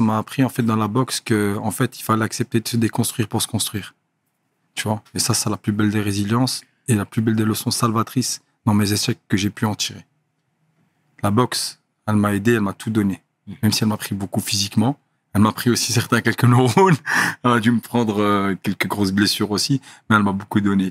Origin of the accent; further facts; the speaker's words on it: Brussels, Brussels-Capital Region, Belgium; moved away; also born or lived in Thailand / Molenbeek; Bruxelles, je venais d'Eterbeek. Et j'ai grandi un peu à Scarbeck au début, puis Etterbeek